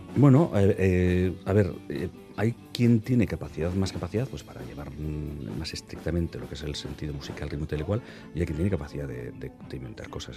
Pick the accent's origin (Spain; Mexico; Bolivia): Spain; Bilbao, Basque Country; cada uno de los de la banda somos de Deusto, de origen de Deusto